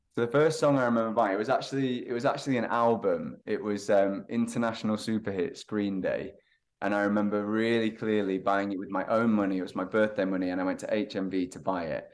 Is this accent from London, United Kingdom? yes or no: no; Lytham, North West England, United Kingdom; moved away; I'm from the north, so a little town called Lytham, um, near Blackpool on the northwest coast